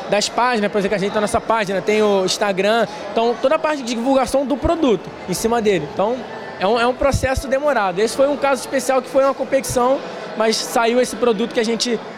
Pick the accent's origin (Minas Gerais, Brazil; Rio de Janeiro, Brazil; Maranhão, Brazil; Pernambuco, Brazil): Rio de Janeiro, Brazil; Tinguá; sou da Tinguá também.